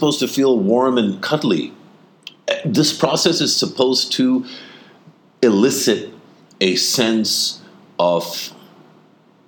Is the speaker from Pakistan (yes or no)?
yes; Pakistan; we're Pakistani